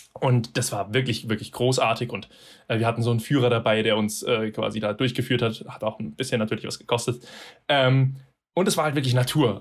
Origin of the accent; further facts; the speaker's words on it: Germany; Wir als Deutsche